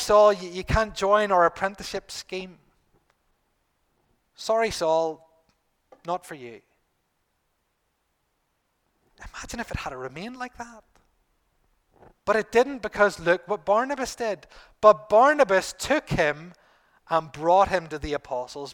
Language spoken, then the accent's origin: English; Bangor, United Kingdom; who happened to be in Bangor, my hometown.